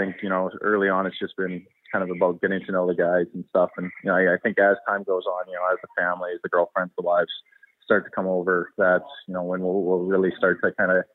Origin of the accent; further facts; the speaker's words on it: Canada; also born or lived in United States; I was born in the States and, you know, moved to Canada when I was about 8